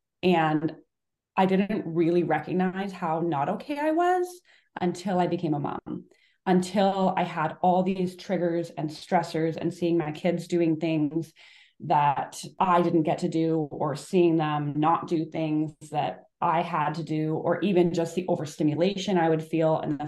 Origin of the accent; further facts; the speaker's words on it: Canada; So I grew up, I'm from Canada